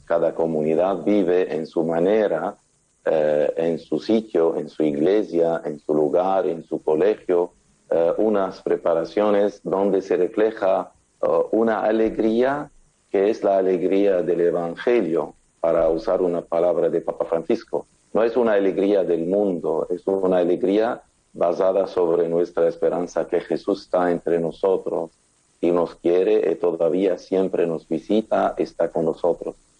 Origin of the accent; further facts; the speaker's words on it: Lebanon; en mi país